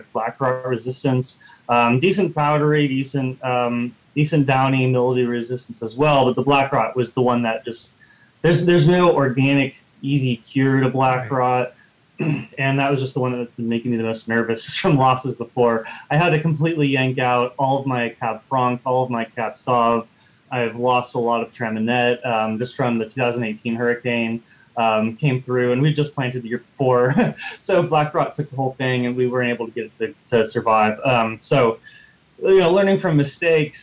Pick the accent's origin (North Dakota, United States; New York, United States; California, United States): California, United States; now in North Carolina, United States; I'm from the desert, so I'm actually from California